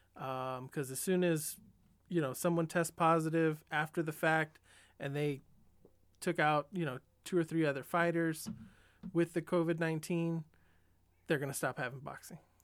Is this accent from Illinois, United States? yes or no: no; San Diego, California, United States; growing up in San Diego, I was, you know, still a Dodger fan